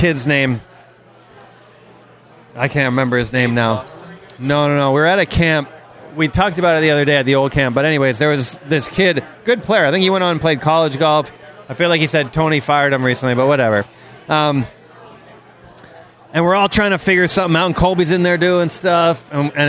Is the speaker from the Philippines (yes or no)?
no; Toronto, Ontario, Canada; I grew up in Toronto, Canada